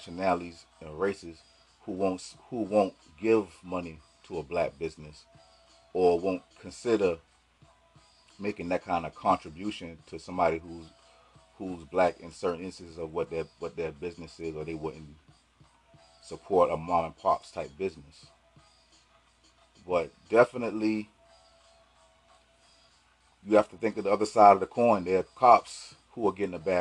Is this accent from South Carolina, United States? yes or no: yes; South Carolina, United States; I'm from South Carolina